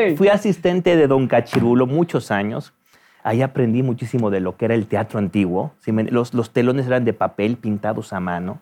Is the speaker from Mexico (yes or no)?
yes; Mexico City, Mexico; terminé la preparatoria en el Centro Universitario México